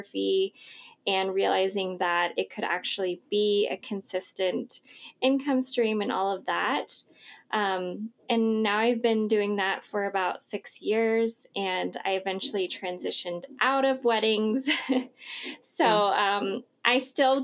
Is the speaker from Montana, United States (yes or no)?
no; Idaho, United States; also born or lived in Southern California; I'm from Idaho.